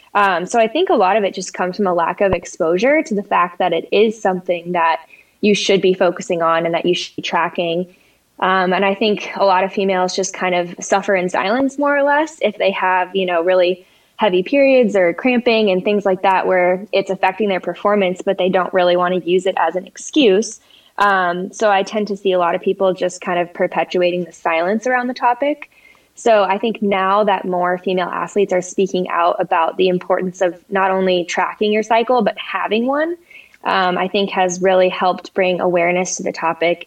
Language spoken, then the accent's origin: English; Colorado, United States; also born or lived in San Diego, California; I grew up in Colorado